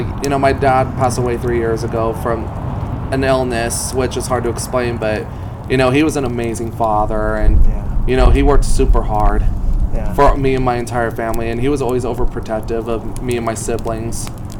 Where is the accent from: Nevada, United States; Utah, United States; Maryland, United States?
Nevada, United States; Las Vegas; So, I was born and raised here in Vegas.